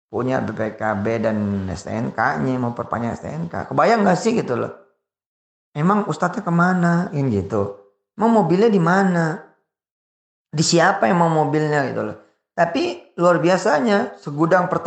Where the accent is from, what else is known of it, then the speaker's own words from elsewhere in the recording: Jakarta, Indonesia; saya orang Betawi kulturnya kultur orang Betawi walaupun separuh saya Jawa, ayah saya Jawa, tapi saya dibesarkan, dilahirkan dus gede di Betawi.